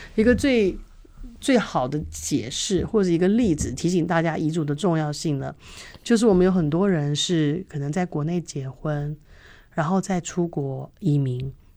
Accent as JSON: {"language": "Chinese", "town": "Taipei", "country": "Taiwan", "tie": "born or raised there", "moved": "yes", "said": "以前在台北长大的时候"}